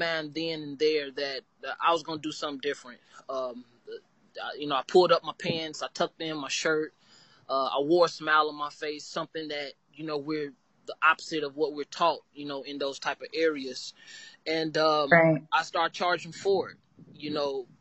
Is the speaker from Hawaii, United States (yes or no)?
no; Gary, Indiana, United States; now in Evansville, United States; I am from Gary, Indiana